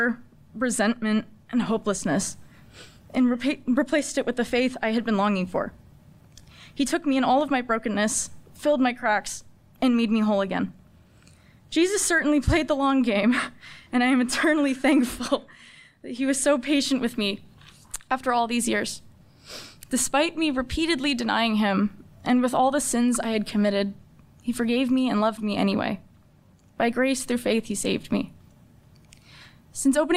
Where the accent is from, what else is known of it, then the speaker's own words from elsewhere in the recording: San Diego, California, United States; I'm from San Diego, California. And faith was a minuscule part of my life growing up